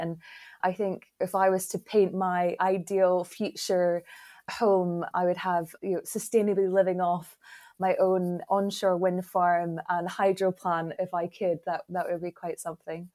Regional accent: Glasgow, Scotland, United Kingdom; I hail from Glasgow in Scotland

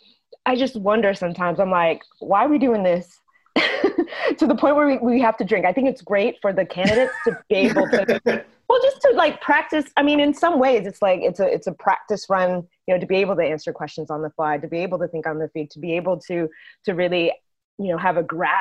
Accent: Texas, United States; I'm from Texas. We say bless, you know, bless her heart.

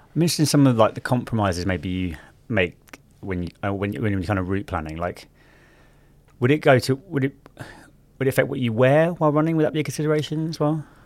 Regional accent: London, United Kingdom; growing up in South London in like the early um, 2000s

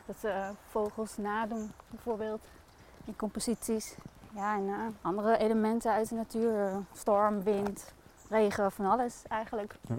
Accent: Groningen, Netherlands; now in Zwolle, Netherlands; Oorspronkelijk kom ik uit Groningen.

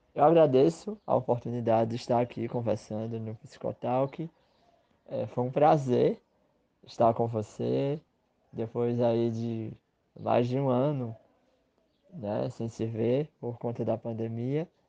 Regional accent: Northeast Brazil, Brazil; que sou sertanejo, que sou nordestino, que sou brasileiro.

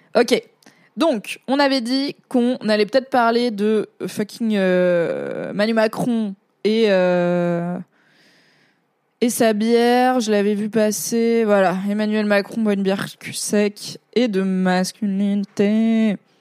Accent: Valence, Auvergne-Rhône-Alpes, France; moi, je, viens plutôt du sud-est. J'ai grandi dans la Drôme, qui est la limite de la Provence

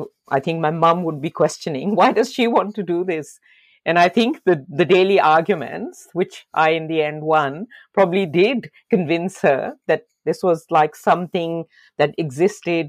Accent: Lahore, Punjab, Pakistan; moved away as an adult; now in Australia; I was born in Lahore in Pakistan.

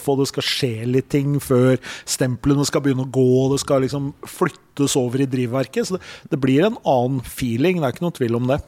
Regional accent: Elverum, Innlandet, Norway; Jeg er jo fra Elverum

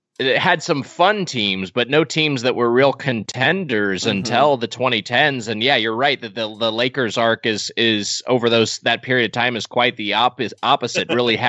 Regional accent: Southern California, United States; I grew up in Southern California.

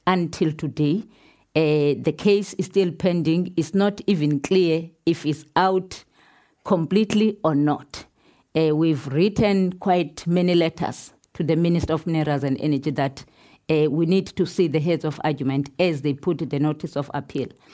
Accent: Pondoland, Eastern Cape, South Africa; I'm coming from Pondoland. Pondoland uh, in South Africa is in south of Durban

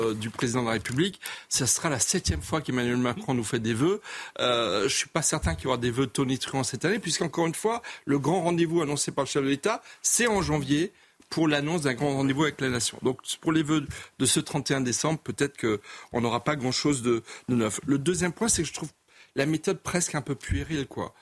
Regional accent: Colmar, Grand Est, France; je suis alsacien, colmarien, donc je connais bien les Vosges

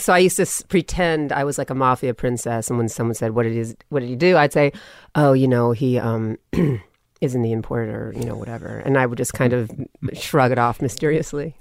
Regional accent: Los Angeles, California, United States; accent: Valley; also born or lived in New York; a Southern woman raised me in the valley

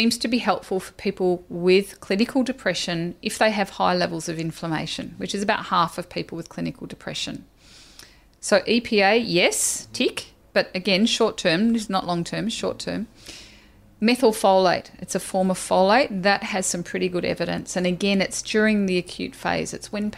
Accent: Australia; I'm Australian

